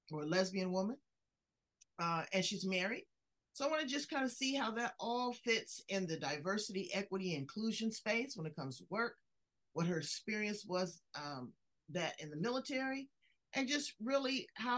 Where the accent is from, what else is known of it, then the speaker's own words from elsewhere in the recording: Los Angeles, California, United States; I grew up in South Central Los Angeles.